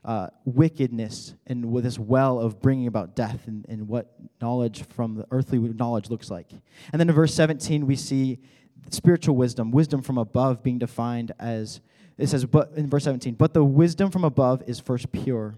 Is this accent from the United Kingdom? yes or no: no; Colorado, United States; moved away; I am from Colorado